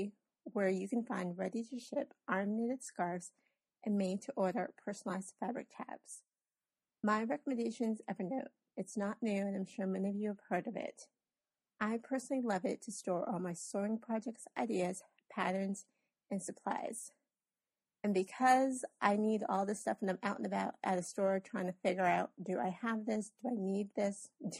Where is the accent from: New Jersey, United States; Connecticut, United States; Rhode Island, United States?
Rhode Island, United States; now in Greenville, United States; I was born and raised in Rhode Island, but currently live in Greenville, South Carolina.